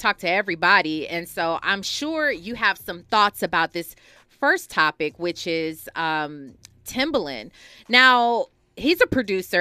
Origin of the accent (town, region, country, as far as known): California, United States; born or raised there; also born or lived in Milwaukee, Wisconsin